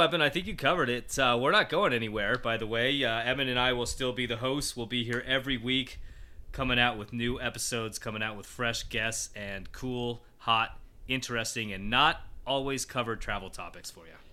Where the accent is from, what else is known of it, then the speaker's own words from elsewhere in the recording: Colorado, United States; I grew up in Colorado, and it's basically been my my life since I was a little kid.